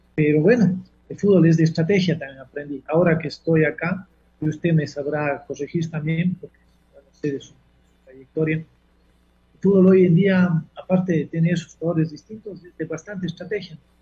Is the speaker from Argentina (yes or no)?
no; Cuenca, Azuay, Ecuador; nosotros somos de Cuenca